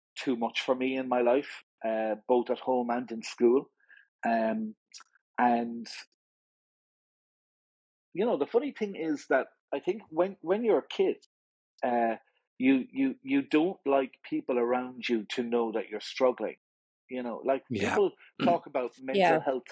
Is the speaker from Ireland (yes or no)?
yes; Limerick, Munster, Ireland; also born or lived in Dublin; We moved to Limerick when I was young. The whole family moved down